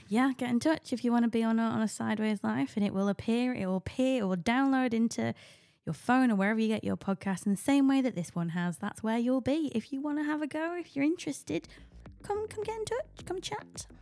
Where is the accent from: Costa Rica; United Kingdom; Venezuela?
United Kingdom; as a Brit